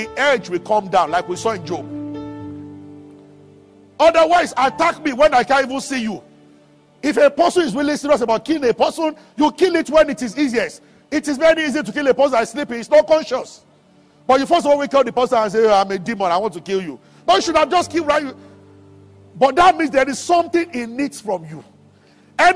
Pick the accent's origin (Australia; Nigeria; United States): Nigeria